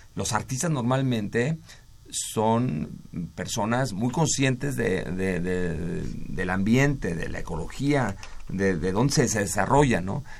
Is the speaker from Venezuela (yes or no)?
no; Mexico; a nosotros como mexicanos